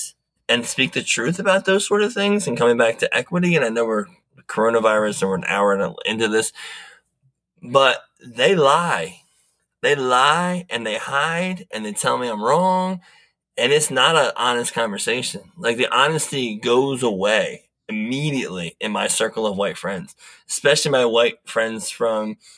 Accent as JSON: {"language": "English", "region": "Delaware", "country": "United States", "said": "I'm come from the Mid-Atlantic, Delaware."}